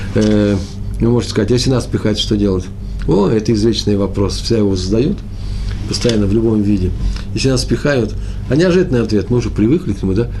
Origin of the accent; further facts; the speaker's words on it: Moscow, Russia; Я из Москвы, мои предки из Чернобыля